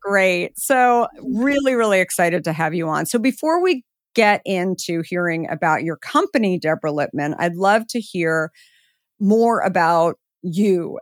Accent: Arizona, United States; I'm also from Arizona

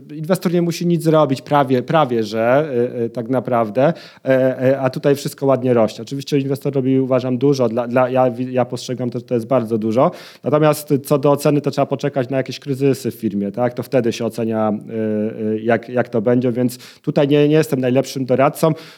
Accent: Poznań, Greater Poland, Poland; jestem z Poznania

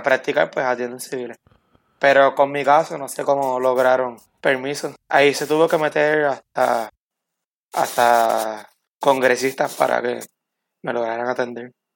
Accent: Camuy, Puerto Rico; also born or lived in Arecibo, Puerto Rico / Mayagüez, Puerto Rico; yo nací en Arecibo, Puerto Rico, eh, en el año 1995. Pero pues mi familia todos son de Camuy y me crié en Camuy.

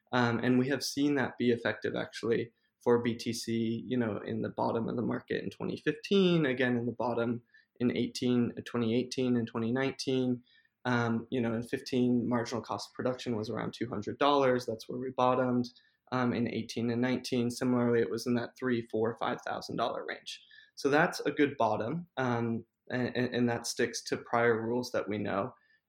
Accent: Hawaii, United States; now in New York, United States; Some people know this, but I grew up on Hawaii, and so I did retreat to the islands for a little bit, and I'm back in New York at the moment.

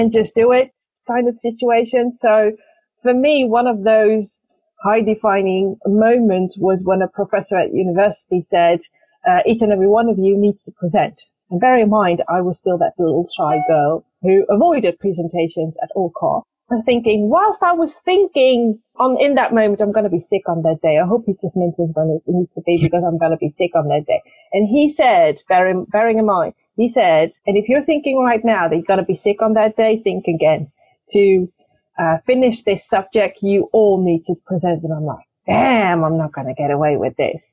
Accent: Netherlands; also born or lived in Morocco; to join my father in the Netherlands. And I've been living in the Netherlands ever since

